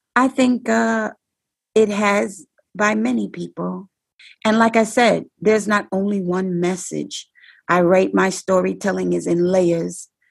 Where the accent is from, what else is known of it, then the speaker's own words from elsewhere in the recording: New York City, New York, United States; I'm from the Bronx. I'm not from Brooklyn